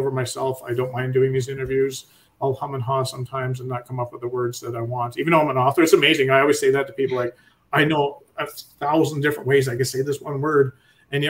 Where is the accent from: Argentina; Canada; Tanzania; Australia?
Canada; being a Canadian